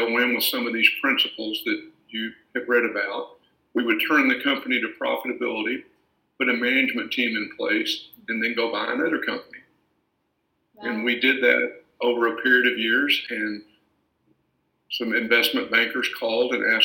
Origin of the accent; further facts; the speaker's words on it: Paris, Texas, United States; I was born and raised in Paris, Texas